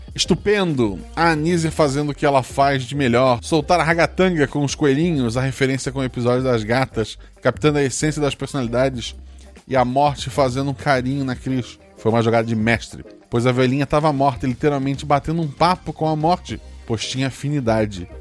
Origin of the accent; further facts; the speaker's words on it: Florianópolis, Santa Catarina, Brazil; eu nasci em Floripa